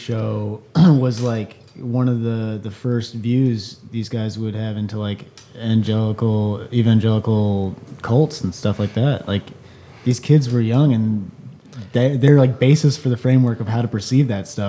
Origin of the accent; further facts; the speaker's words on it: Philadelphia, Pennsylvania, United States; moved away as an adult; now in Chicago, United States; Philadelphia, Pennsylvania.